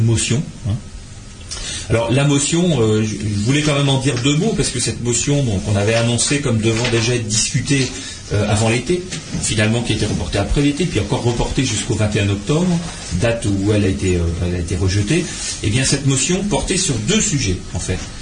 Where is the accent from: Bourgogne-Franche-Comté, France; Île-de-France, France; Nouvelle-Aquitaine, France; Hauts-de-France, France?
Hauts-de-France, France; French Flanders; chez nous en Flandre